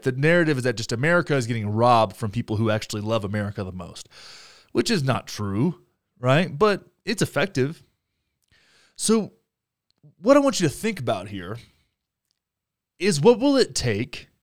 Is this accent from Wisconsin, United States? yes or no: no; Texas, United States; now in Denver, United States; my home state of Texas